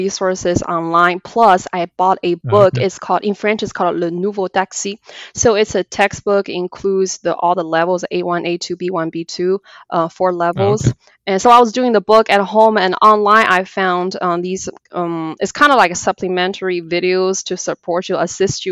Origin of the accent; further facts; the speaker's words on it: China; moved away as an adult; now in United States; I was born and raised in China, came to the United States about 8 years ago